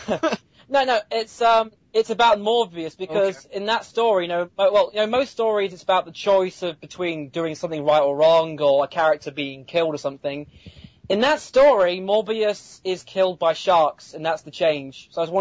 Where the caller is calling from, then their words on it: United Kingdom; United Kingdom.